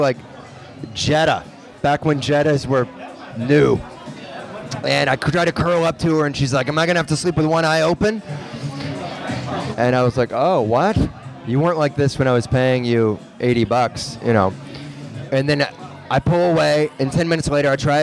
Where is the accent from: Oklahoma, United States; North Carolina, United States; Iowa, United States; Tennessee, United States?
Tennessee, United States; Memphis; moved away; I'm from Memphis